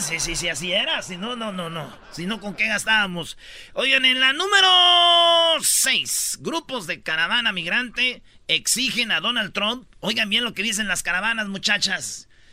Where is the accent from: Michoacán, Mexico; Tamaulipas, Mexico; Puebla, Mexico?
Michoacán, Mexico; Jiquilpan; moved away; Allá en mi pueblo, en Jiquilpan